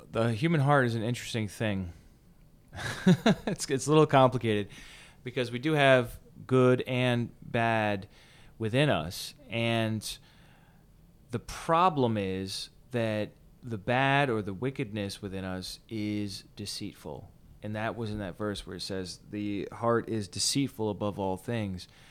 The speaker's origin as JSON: {"language": "English", "country": "United States", "said": "as Americans"}